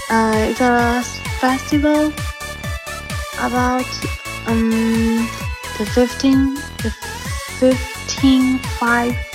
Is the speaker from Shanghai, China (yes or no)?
no; Nanchang, Jiangxi, China; English is a second language; I'm a girl from Jiangxi, capital of the city, Jiangxi province, Nanchang.